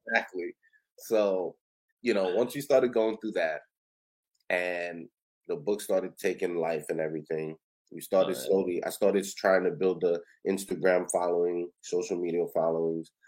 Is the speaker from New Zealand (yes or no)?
no; New York City, New York, United States; I grew up on Ocean Avenue